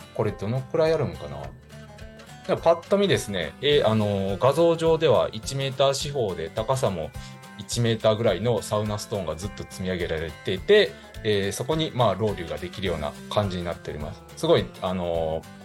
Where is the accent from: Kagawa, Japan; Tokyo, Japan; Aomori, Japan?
Kagawa, Japan; Higashikagawa; 地元香川県東香川市を深く愛する男